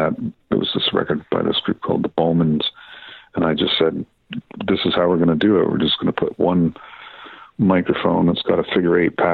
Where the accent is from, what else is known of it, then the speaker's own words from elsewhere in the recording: Deep River, Ontario, Canada; I grew up in a town in Ontario, about literally sort of halfway between Ottawa and North Bay on Highway 17, called Deep River